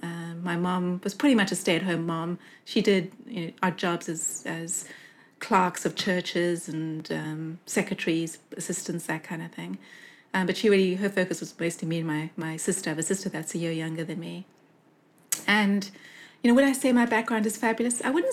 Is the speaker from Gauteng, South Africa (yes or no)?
yes; Johannesburg, Gauteng, South Africa; moved away as an adult; also born or lived in United Kingdom; now in Los Angeles, United States; from Los Angeles, where I am right now, this is my best Valley Girl impression. But I was born in Johannesburg in South Africa in the 70s, under the apartheid era. And my mom's parents were German Jews that escaped to South Africa before the war and reinvented themselves as French Christians. And my dad's heritage is Scottish.